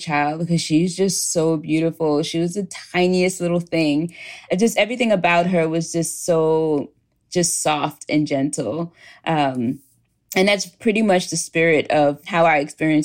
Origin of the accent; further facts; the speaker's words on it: New York City, New York, United States; I lived in a working class neighborhood in Queens, New York.